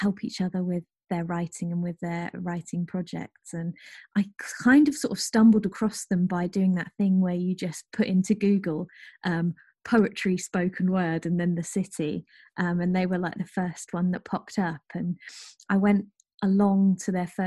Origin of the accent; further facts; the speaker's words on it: rural Norfolk, East of England, United Kingdom; now in Nottingham, United Kingdom; where I grew up, which is rural Norfolk